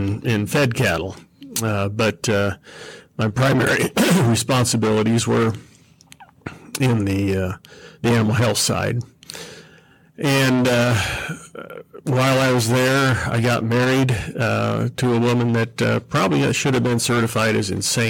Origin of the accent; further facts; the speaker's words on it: Iowa, United States; also born or lived in Sublette, Kansas; now in Topeka, Kansas, United States; I was born in Iowa.